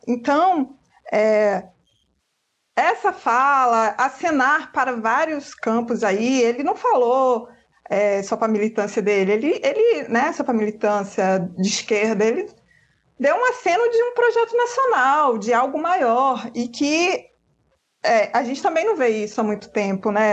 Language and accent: Portuguese; western Bahia, Brazil; eu sou, eu sou do oeste da Bahia, onde o vento nem faz a curva